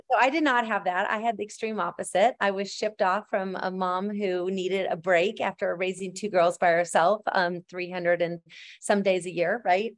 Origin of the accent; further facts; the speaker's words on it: northern Minnesota, United States; Minnesota was great because it was, um, northern Minnesota and my grandparents had a hundred and eighty acres, um, on a, on a farm up there